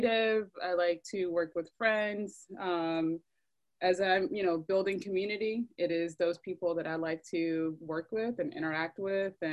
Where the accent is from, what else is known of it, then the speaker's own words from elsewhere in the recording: Decatur, Georgia, United States; moved away as an adult; also born or lived in Atlanta, Georgia / Griffin, Georgia / Athens, Georgia / New York; I grew up in DeKalb County